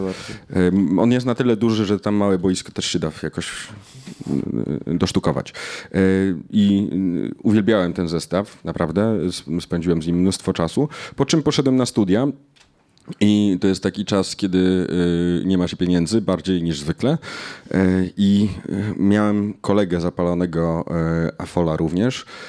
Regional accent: Knurów, Silesian Voivodeship, Poland; moved away; Jestem polonistą z Knurowa.

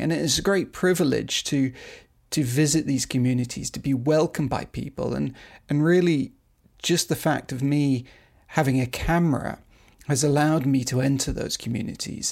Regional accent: United Kingdom; moved away as an adult; also born or lived in Asia; now in Beijing, China; I'm a British photographer and filmmaker

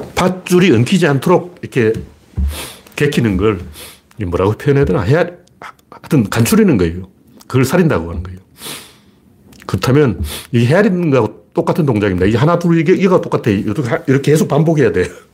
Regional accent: Gyeongju, North Gyeongsang, South Korea; now in Seoul, South Korea; 제가 어릴 때 경주에서 자랐기 때문에

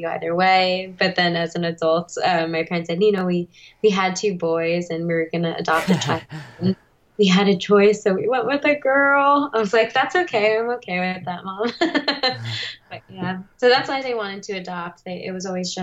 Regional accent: Verona, New Jersey, United States; moved away as an adult; also born or lived in South Korea / Boston; now in Los Angeles, United States; grew up in Verona, New Jersey for the majority of my life until I went to college in Boston, and then eventually found my way out to Los Angeles

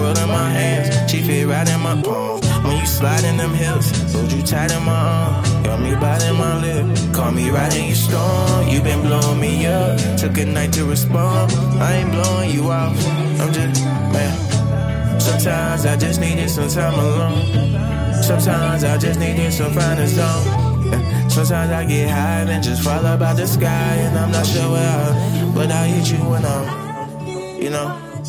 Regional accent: Chicago, Illinois, United States; Yeah, you know I do, babe. You know I'm from Chicago. You know I blow.

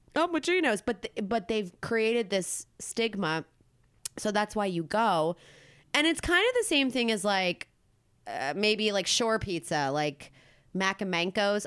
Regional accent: Philadelphia, Pennsylvania, United States; I'm from Philly

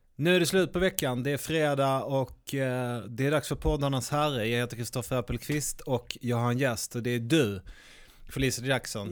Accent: Malmö, Skåne, Sweden; inne på Gamla Väster är jag uppvuxen

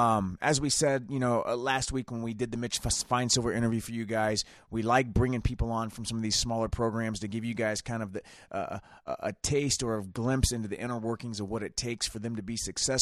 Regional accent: Anderson, Indiana, United States; also born or lived in Pendleton, Indiana; Yeah, I was born in Anderson and then was off and on there myself for a little bit. Actually went to Pendleton Heights High School.

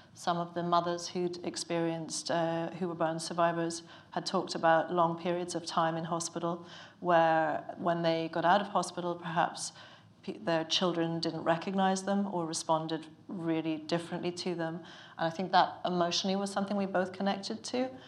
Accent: Ireland; now in London, United Kingdom; I'm Irish, but I've lived in London for a long time

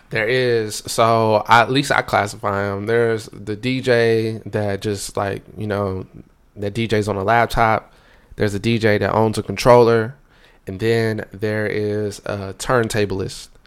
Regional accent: Raleigh, North Carolina, United States; I'm from Raleigh, North Carolina

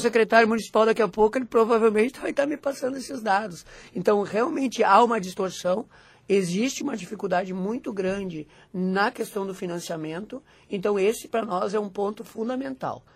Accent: Rio Grande do Sul, Brazil; eu sou do Rio Grande do Sul, moro no Rio Grande do Sul

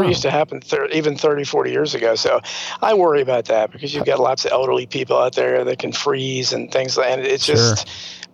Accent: United States; we grew up in America

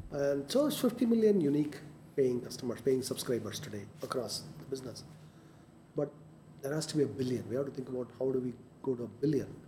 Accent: India; I mean, we are Indian. I mean, we are here.

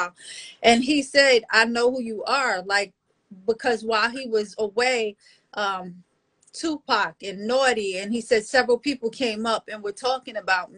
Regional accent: New York City, New York, United States; we're from Brooklyn

